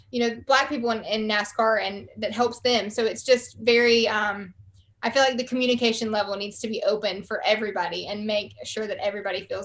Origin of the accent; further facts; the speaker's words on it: the South, United States; accent: Southern; between your Australian accent and my Southern accent, but it worked out well.